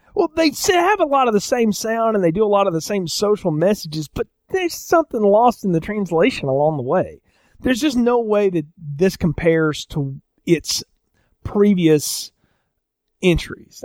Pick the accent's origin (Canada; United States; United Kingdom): United States; the South; I'm from the South